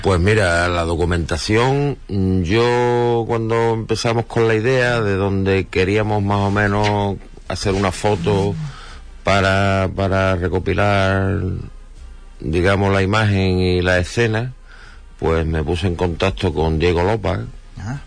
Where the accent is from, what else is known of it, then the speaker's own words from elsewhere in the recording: Huelva, Andalusia, Spain; Nosotros como somos tan de Huelva y queremos tanto a Huelva